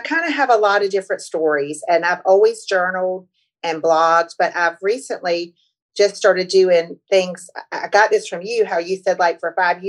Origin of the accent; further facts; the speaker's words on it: North Carolina, United States; I'm from North Carolina. And I hopped a train from North Carolina to New York